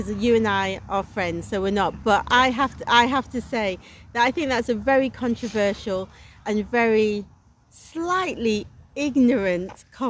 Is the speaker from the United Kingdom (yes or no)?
yes; Manchester, North West England, United Kingdom; I'm from Manchester.